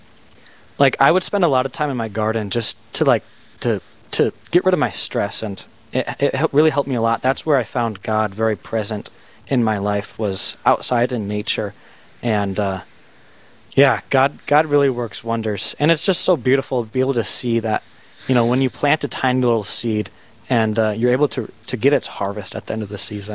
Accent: Spirit Lake, Iowa, United States; moved away as an adult; back in my hometown, Spirit Lake

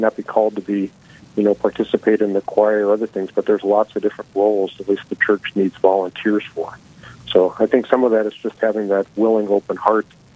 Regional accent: Bismarck, North Dakota, United States; moved away; I was born in Bismarck, so Corpus Christi was my home parish, was baptized there, but moved away for many years. So I actually came back to Bismarck about 25 years ago

